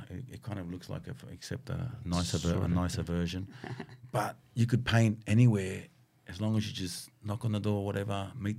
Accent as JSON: {"language": "English", "town": "Sydney", "region": "New South Wales", "country": "Australia", "said": "bro, I'm from Sydney, Australia, man."}